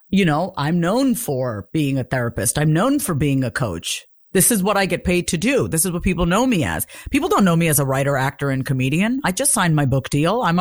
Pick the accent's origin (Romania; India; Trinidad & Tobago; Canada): India; South India; first language Tamil; English is a second language; And, and in our language, I speak Tamil. I'm from South India.